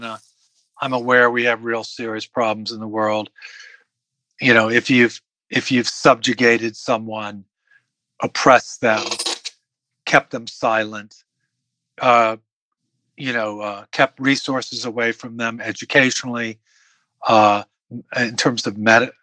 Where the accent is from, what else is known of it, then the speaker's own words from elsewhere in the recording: Washington, District of Columbia, United States; also born or lived in Silver Spring, Maryland; I grew up in Washington, D.C.